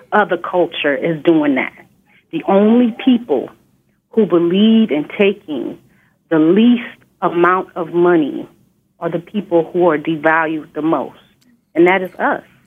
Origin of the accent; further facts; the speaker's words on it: Inglewood, California, United States; I grew up in Inglewood, California